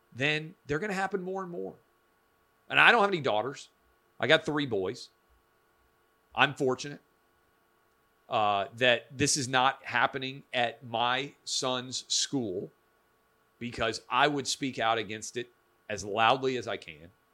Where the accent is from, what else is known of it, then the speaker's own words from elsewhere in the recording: Nashville, Tennessee, United States; born and raised in Nashville, public school, K through twelve